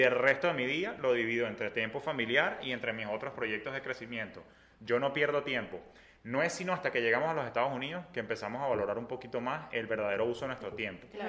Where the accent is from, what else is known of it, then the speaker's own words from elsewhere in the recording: Venezuela; moved away as an adult; now in Miami, United States; nosotros como venezolanos venimos acostumbrados donde todo era fácil en nuestro país